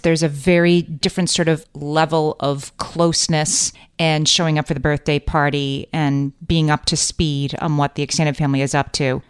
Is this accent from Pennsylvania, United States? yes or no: yes; Scranton, Pennsylvania, United States; now in New York City, United States; both my husband and I are from Scranton, Pennsylvania, home of the office